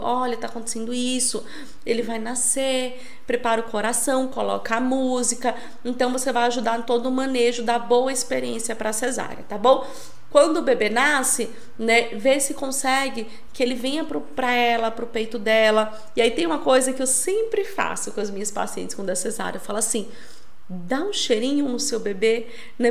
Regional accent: São Paulo, Brazil; moved away as an adult; also born or lived in Recife; Eu sou de São Paulo, eu morei em Recife 11 anos, estou de volta em São Paulo.

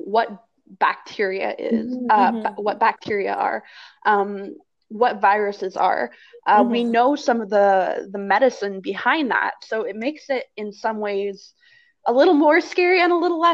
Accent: Canada; we are Canadian

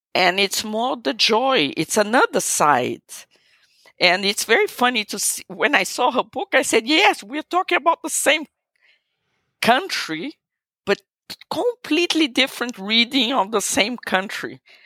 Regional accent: Brazil; eu, sou brasileira, I'm Brazilian.

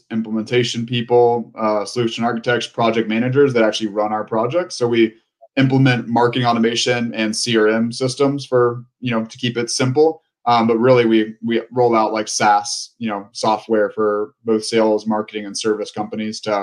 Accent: Galveston, Texas, United States; moved away as an adult; now in Austin, United States; I'm originally from Galveston, Texas, Houston area

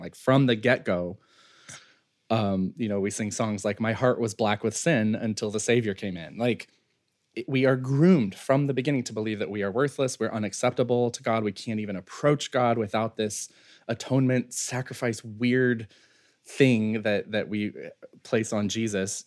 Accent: Western North Carolina, United States; I grew up in Western North Carolina

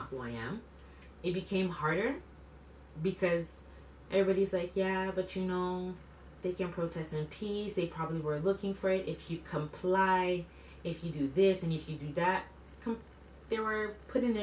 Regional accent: Quebec, Canada; born and raised in Quebec, first generation, I'm from here

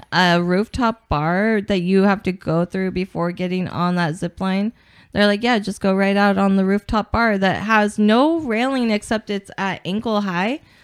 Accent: Portland, Oregon, United States; I'm from Portland

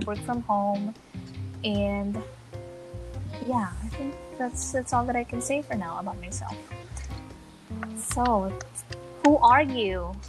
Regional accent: Manila, Metro Manila, Philippines; I am from the Philippines, from Manila, Philippines.

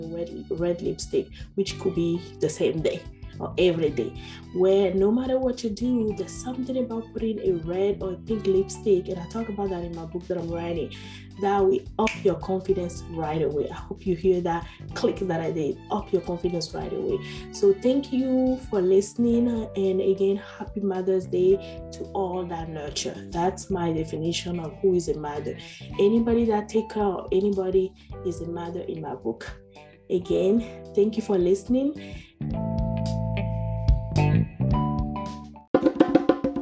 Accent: Benin; moved away; my home country, Benin

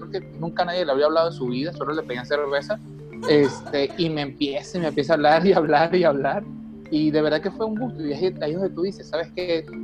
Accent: Mexicali, Baja California, Mexico; yo le decía, vengo de Mexicali y estoy esperando aquí a, unos amigos

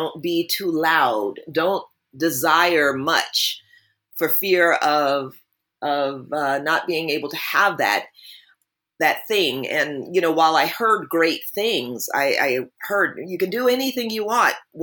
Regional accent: New Jersey, United States; I grew up in New Jersey

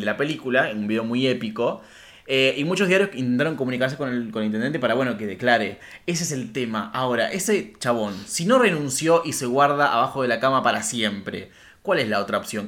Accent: Rafaela, Santa Fe, Argentina; mi ciudad natal, Rafaela

